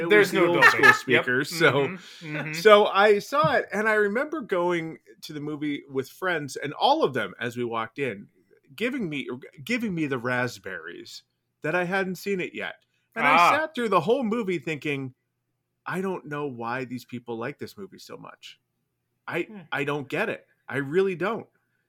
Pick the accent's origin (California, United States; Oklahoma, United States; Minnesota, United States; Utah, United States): California, United States; San Diego; born or raised there; also born or lived in Long Island, New York